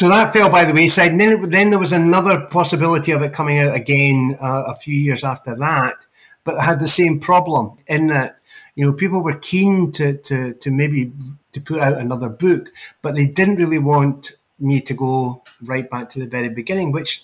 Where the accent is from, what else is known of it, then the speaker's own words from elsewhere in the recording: Edinburgh, Scotland, United Kingdom; Being born and brought up in Edinburgh